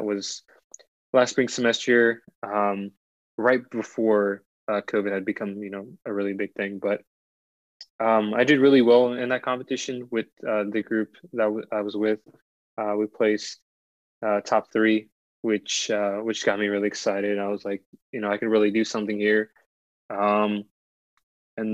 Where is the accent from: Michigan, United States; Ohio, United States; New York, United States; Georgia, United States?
Ohio, United States; also born or lived in Washington, D.C.; I moved out to Ohio for, you know, my most of my childhood years